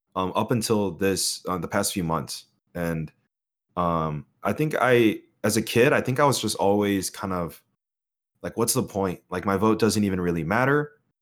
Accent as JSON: {"language": "English", "country": "United States", "said": "as an American"}